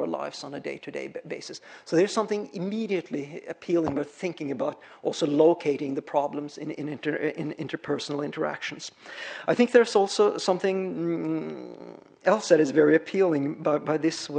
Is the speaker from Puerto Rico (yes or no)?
no; Norway; moved away; the culture where I come from, I'm Norwegian, so I grew up way up in Scandinavia